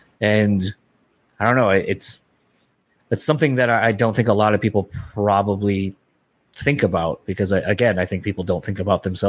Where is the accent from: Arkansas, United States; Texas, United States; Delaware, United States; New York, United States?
Delaware, United States; now in Michigan, United States; because I grew up in Delaware originally and I live here in Michigan, so when family back home dies